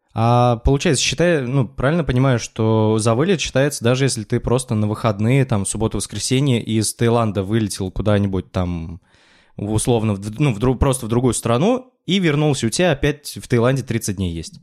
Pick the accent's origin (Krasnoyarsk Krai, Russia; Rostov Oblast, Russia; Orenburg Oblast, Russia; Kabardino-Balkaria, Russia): Orenburg Oblast, Russia; Kuvandyk; moved away as an adult; я из Кундыка, ну, это такой, в общем, город в Оренбургской области